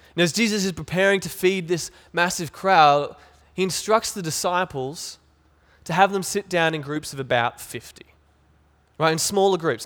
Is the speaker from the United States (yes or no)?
no; Cairns, Queensland, Australia; I was growing up in Cairns